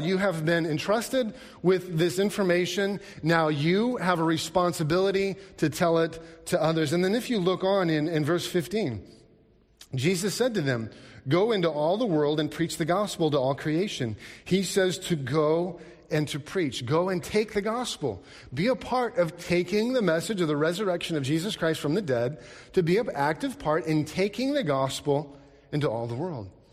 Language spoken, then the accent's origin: English; Alaska, United States; growing up in Alaska, seeing rivers and lakes and all these things